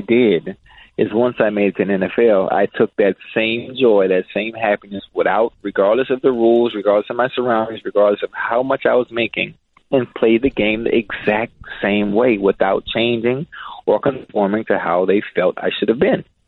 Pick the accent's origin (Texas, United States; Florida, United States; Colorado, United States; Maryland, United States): Florida, United States; Miami; as a young kid growing up in Liberty City